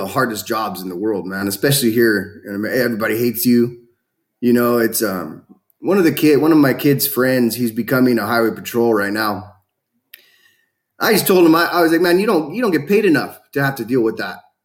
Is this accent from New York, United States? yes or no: no; California, United States; born or raised there